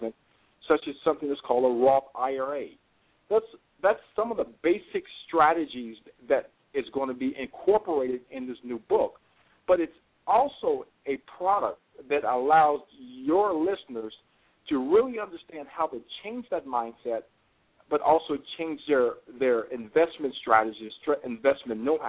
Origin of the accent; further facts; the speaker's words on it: Richmond, Virginia, United States; I grew up in Richmond, Virginia